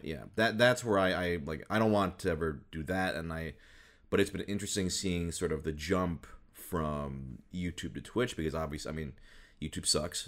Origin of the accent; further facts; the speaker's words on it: Midwest, United States; moved away; I grew up in the Midwest most of my life